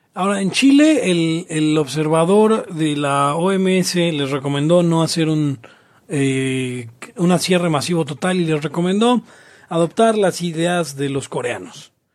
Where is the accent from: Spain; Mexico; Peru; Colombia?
Mexico; los mexicanos tenemos